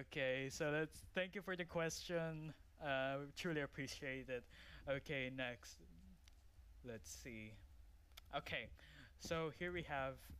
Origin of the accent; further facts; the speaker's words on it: Philippines; now in United Arab Emirates; I came from Philippines, so I'm a Filipino.